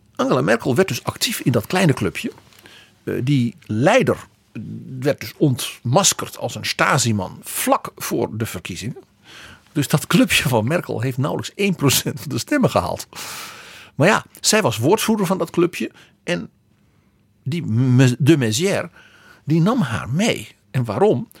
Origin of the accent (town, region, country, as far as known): Netherlands